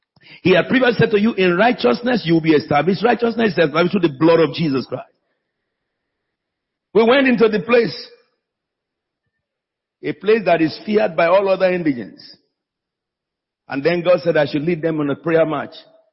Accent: United Kingdom; It's my mother tongue. I'm an Englishman, but my mother is Bagura.

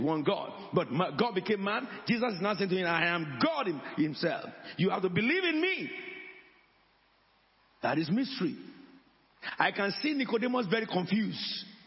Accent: Abeokuta, Ogun State, Nigeria; now in United Kingdom; I am from Abeokuta.

